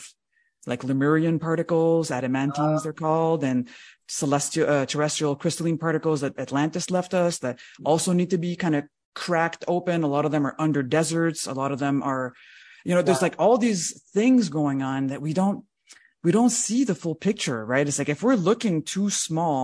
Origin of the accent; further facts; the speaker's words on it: Canada; just as a Canadian, I'm not very proud of all that part of our heritage